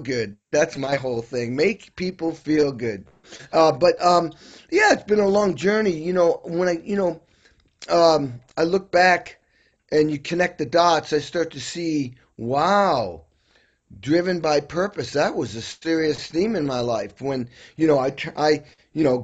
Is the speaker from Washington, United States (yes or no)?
no; Western Massachusetts, United States; I grew up in Western Mass in the hills, beautiful part of Western Mass